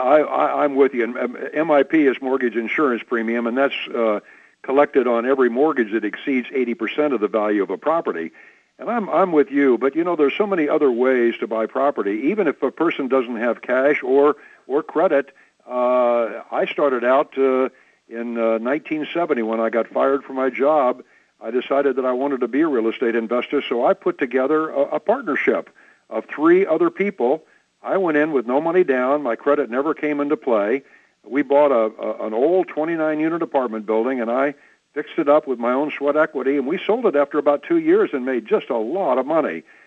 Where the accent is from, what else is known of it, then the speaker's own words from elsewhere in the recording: Midwest, United States; I was born in the Midwest